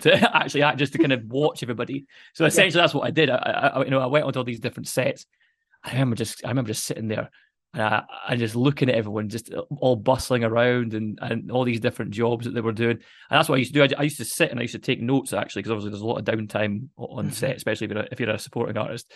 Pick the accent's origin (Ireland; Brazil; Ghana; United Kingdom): United Kingdom; Dundee, Scotland; I'm from Dundee, so my mum moved back to Dundee